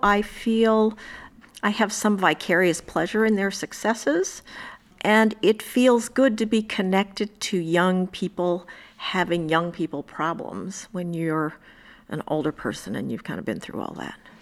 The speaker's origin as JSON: {"language": "English", "region": "Indiana", "country": "United States", "tie": "born or raised there", "moved": "yes", "lives_now": "New York, United States", "said": "I grew up in Indiana"}